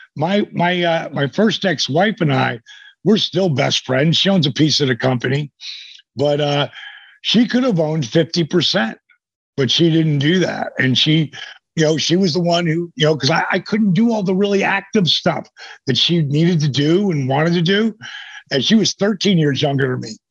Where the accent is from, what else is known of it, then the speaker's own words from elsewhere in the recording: Point Pleasant, New Jersey, United States; that's where I grew up in the Jersey Shore.